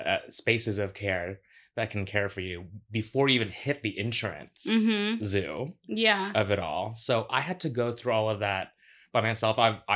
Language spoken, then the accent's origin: English; Orlando, Florida, United States; now in New York, United States; I moved from Florida. I grew up in Orlando.